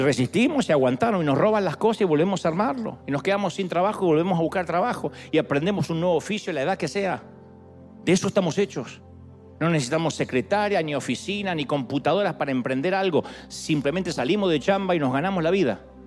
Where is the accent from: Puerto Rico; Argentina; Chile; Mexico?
Argentina; now in United States; Yo soy argentino, soy hispano.